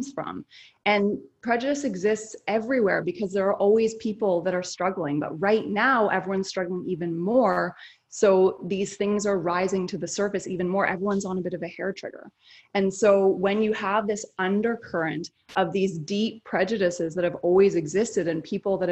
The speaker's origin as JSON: {"language": "English", "country": "Canada", "moved": "yes", "lives_now": "United States", "said": "I'm Canadian"}